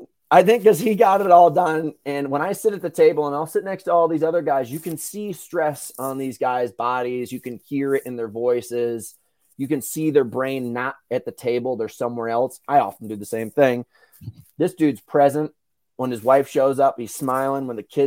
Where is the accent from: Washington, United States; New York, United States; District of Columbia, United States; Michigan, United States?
New York, United States; Yeah, dude, New York. I'm from New York. I love New York